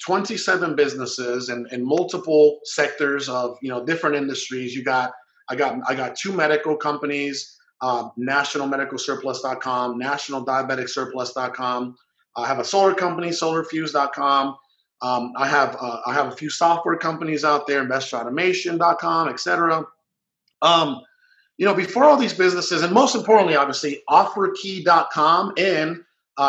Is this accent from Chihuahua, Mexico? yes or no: no; Guaymas, Sonora, Mexico; also born or lived in Hermosillo, Sonora; I was born in Hermosillo, Sonora, which is the capital of Sonora. And believe it or not, as poor as that city is, even though it's the capital, we couldn't even afford to live there. So I moved when I was 2 years old to Guaymas, Sonora